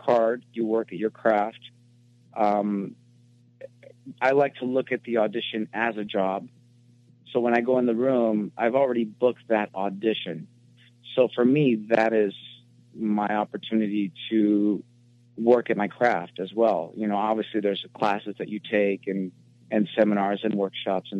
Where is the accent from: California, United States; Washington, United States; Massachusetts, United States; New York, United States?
California, United States; Los Angeles; I was born and raised in Hollywood, California